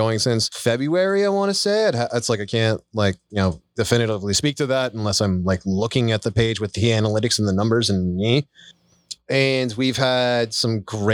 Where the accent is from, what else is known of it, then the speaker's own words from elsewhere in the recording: Montana, United States; I grew up in Montana